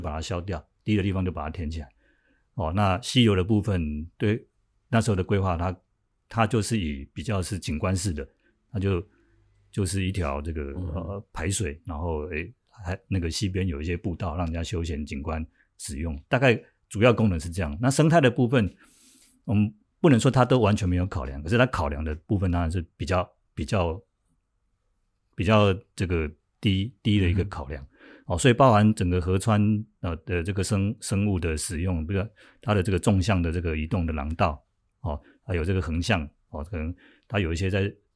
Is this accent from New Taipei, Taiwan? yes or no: yes; Tamsui, New Taipei, Taiwan; 我自己身为一个老淡水啊，我们的土生土长的淡水人